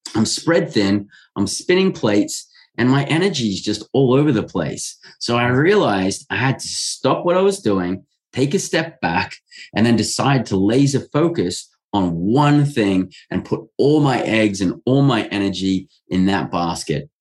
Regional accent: Australia; I'm born and raised in Australia

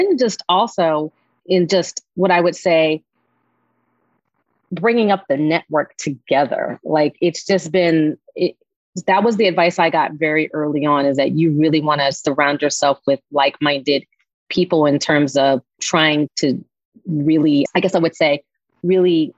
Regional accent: Washington, District of Columbia, United States; I'm from the Washington, D.C. area

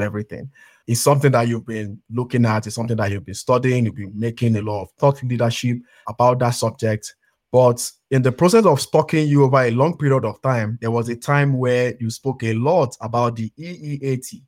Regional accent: Nigeria; I come from Nigeria

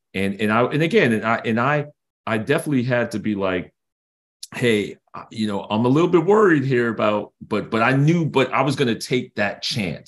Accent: New York City, New York, United States; I grew up in Brooklyn, New York

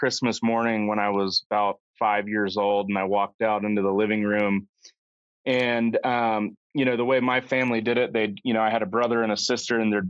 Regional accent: Central Florida, United States; I grew up in Central Florida

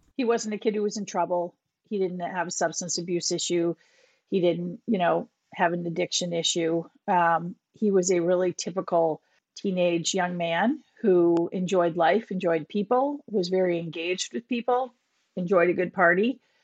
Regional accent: Minnetonka, Minnesota, United States; moved away as an adult; also born or lived in Boston; now in Winchester, United States; I grew up in Minnesota, Minnetonka, Minnesota. Moved to Boston, um, after college

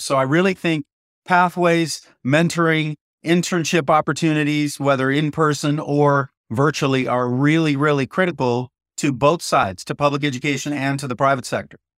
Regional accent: Downey, California, United States; coming back to my hometown

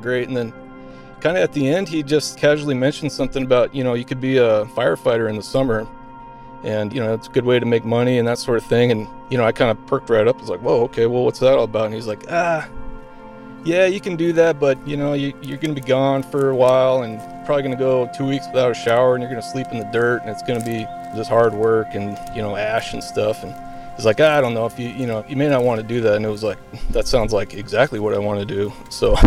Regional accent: Colorado, United States; moved away as an adult; also born or lived in Minnesota; now in Alaska, United States; As a young kid, I grew up in Colorado

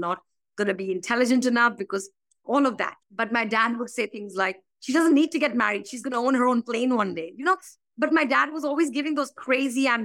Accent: Kolkata suburb, West Bengal, India; moved away as an adult; now in London, United Kingdom; I was born actually outside of Calcutta in a little suburb to a very middle-class family.

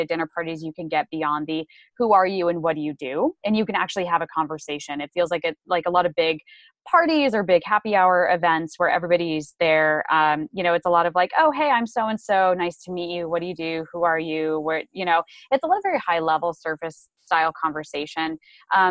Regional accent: Phoenix, Arizona, United States; it's my hometown. It's amazing. But no, honestly, Phoenix is great.

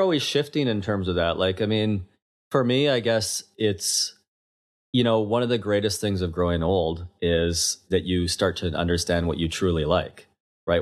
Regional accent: Kelowna, British Columbia, Canada; moved away as an adult; also born or lived in London, England; now in Toronto, Canada; I grew up in Kelowna, BC, left uh, when I was 21 to London, England.

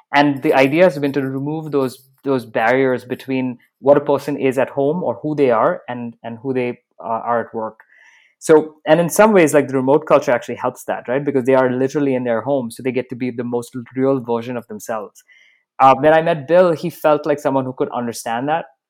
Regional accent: Dubai, United Arab Emirates; moved away; also born or lived in Bahrain / Canada / United States; I was born in Bahrain. I grew up in Dubai, so I've got a very mixed background.

